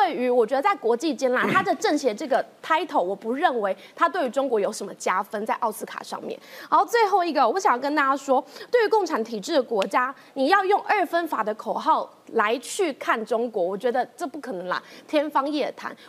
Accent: Taiwan; 我们台湾人

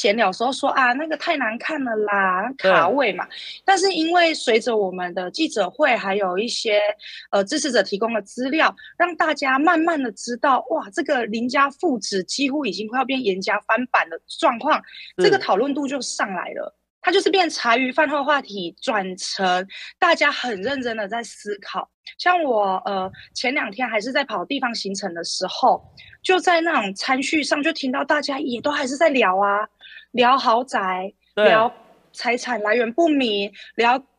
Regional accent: Nantou County, Taiwan; 哇，他对平价定义跟我们南投人不一样。

